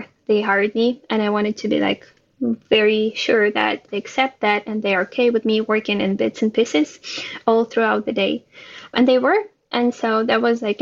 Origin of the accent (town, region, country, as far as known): Ukraine; born or raised there; now in Israel